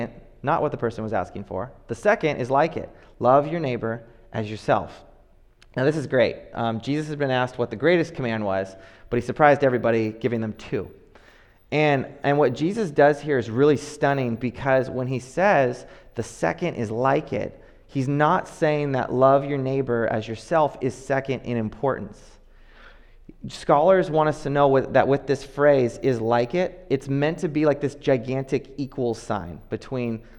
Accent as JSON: {"language": "English", "town": "Oakland", "region": "California", "country": "United States", "tie": "born or raised there", "said": "growing up in Oakland"}